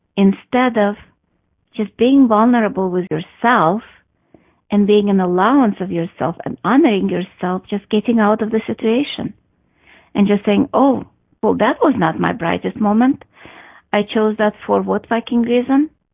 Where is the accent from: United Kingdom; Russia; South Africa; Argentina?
Russia; moved away; I grew up in Russia